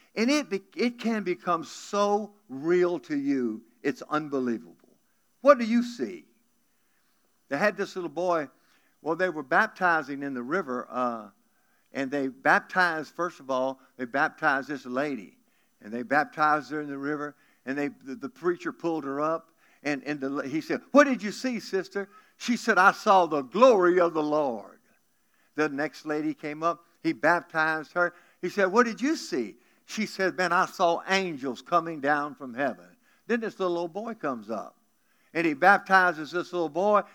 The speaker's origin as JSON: {"language": "English", "region": "South Louisiana", "country": "United States", "said": "I'm from South Louisiana"}